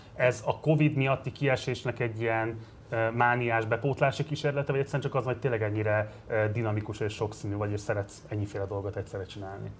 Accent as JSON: {"language": "Hungarian", "region": "Budapest", "country": "Hungary", "tie": "born or raised there", "said": "tőzsgyökeres Pesti vagyok"}